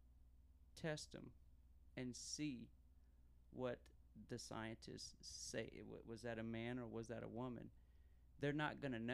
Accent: Fairfield, South Carolina, United States; District 41, that's where I live, you know, so I'm from Fairfield

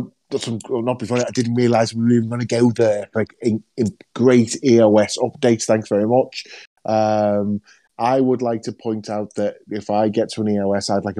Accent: United Kingdom; we're British

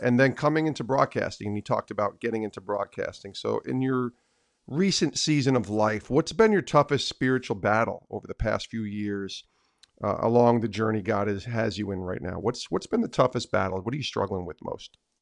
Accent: Albany, New York, United States; I grew up in Albany

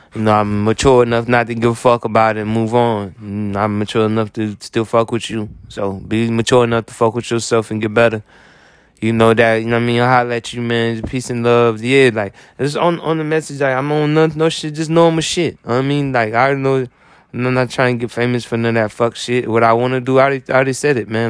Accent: United States; as an American

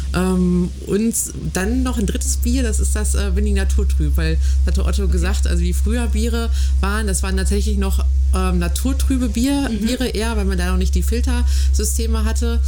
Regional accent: Ruhr area, near Münsterland, North Rhine-Westphalia, Germany; also born or lived in Cologne; now in Frankfurt, Germany; Ich bin äh, gebürtig aus dem Ruhrgebiet, Ecke Münsterland

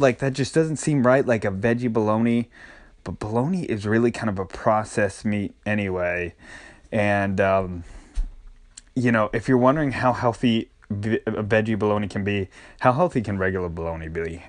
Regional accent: Northeast, United States; moved away; I grew up and especially in the Northeast, we had not only regular bologna, but we had Lebanon bologna

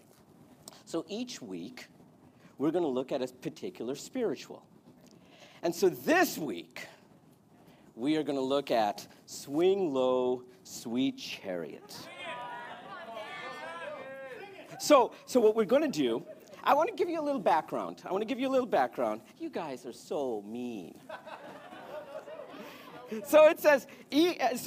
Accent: India; I'm Indian.

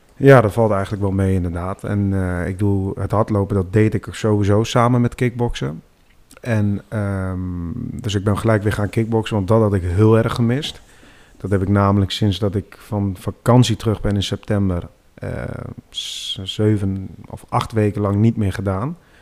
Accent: Deventer, Overijssel, Netherlands; Ik ben 26 jaar en ik kom uit Deventer

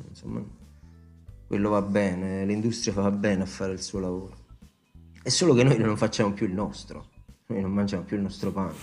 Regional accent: Italy; io sono cresciuto e pasciuto a Casella in Vitteri, e come a tutti i caseddesi

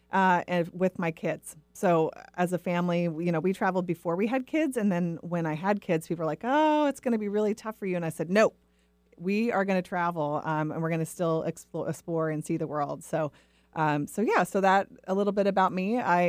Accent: Portland, Oregon, United States; I grew up in the Northwest, originally in the Portland area. So even though I crave sunshine, I still have web feet.

